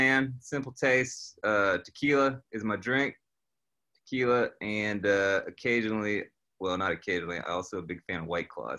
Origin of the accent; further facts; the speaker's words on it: Franklin, North Carolina, United States; moved away; I'm originally from Franklin, North Carolina, which is now west of Asheville. I'm a Western North Carolina native.